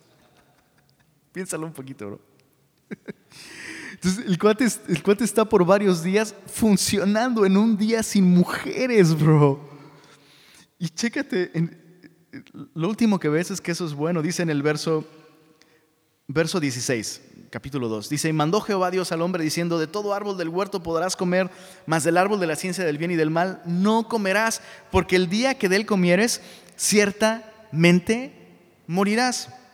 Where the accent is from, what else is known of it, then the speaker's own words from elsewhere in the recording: Taxco, Guerrero, Mexico; mi abuela era eh, maestra de una escuela en Tasco, de donde soy originario